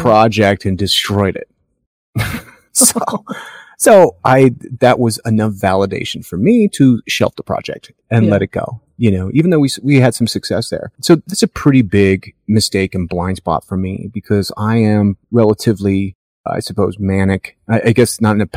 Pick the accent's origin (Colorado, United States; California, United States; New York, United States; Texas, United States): Colorado, United States; we're Colorado people.